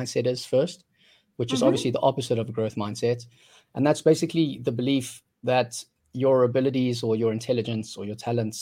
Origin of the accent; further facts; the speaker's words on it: South Africa; now in Vietnam; I grew up in South Africa.